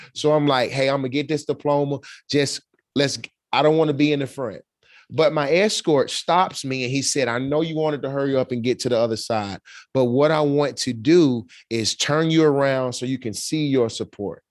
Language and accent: English; Birmingham, Alabama, United States; I'm from Birmingham, Alabama.